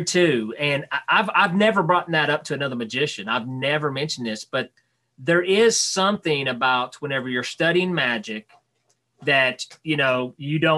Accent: Knoxville, Tennessee, United States; right outside of Knoxville, Tennessee

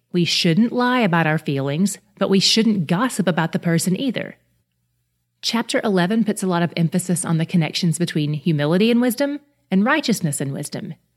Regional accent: the South, United States; I grew up in the South

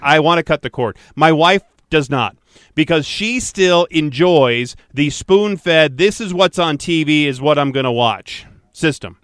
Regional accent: Detroit, Michigan, United States; I grew up in Detroit

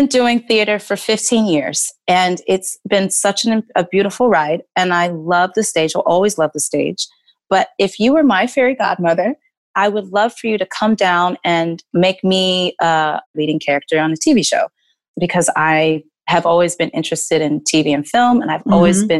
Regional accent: Texas, United States; and then growing up in Texas, I experienced some things that the other girls weren't experiencing.

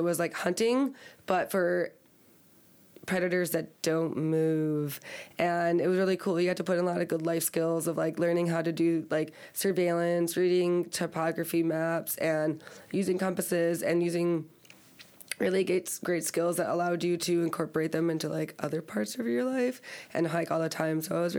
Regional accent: Michigan, United States; now in Hawaii, United States; I'm from Michigan. I'm a okay. Michigander.

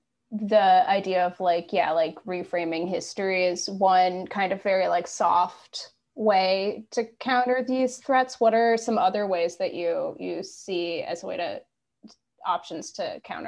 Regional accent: Midwest, United States; I'm from the Midwest, and I have like, I'm from the city, so it's not like I'm like from a very conservative place

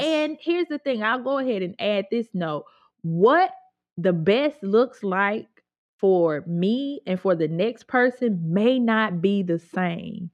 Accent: Grenada, Mississippi, United States; I grew up in Grenada, which is technically not the Delta

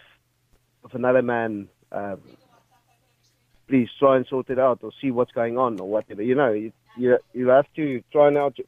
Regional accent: South Africa; moved away as an adult; now in Ireland; I'm from South Africa

